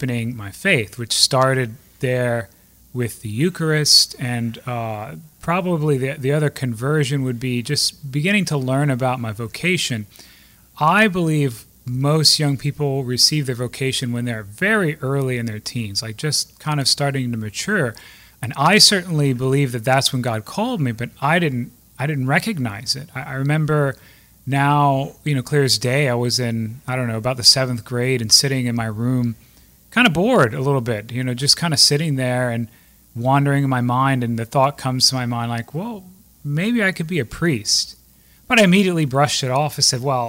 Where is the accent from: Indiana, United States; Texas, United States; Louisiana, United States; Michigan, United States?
Louisiana, United States; Lafayette; also born or lived in Maurice, Louisiana; now in Gueydan, United States; I grew up in Lafayette, Louisiana